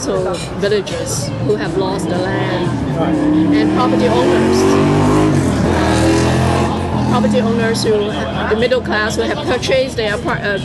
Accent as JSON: {"language": "English", "country": "Hong Kong", "tie": "born or raised there", "moved": "as an adult", "lives_now": "United States", "said": "I was born in Hong Kong, I was raised in Hong Kong, I went to the US for my graduate studies, and I'm now based in the US"}